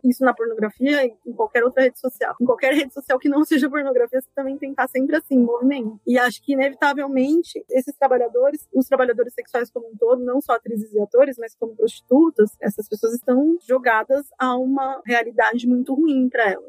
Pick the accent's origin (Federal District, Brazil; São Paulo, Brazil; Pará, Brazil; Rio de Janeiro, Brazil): São Paulo, Brazil; Eu sou paulistana